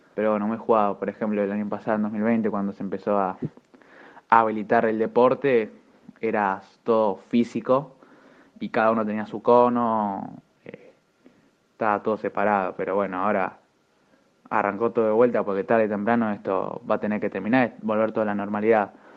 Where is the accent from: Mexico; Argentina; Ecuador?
Argentina; Como todo argentino